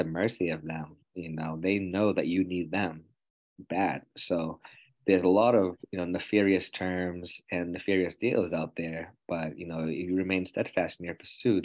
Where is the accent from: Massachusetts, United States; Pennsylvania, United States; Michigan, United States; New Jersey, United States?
Massachusetts, United States; Quincy; I was located in my hometown